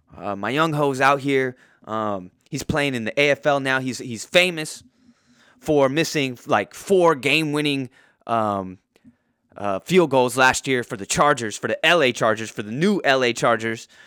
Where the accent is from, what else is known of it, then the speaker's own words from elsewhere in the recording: Poway, California, United States; I'm from Poway in, in San Diego County. I went to Poway High School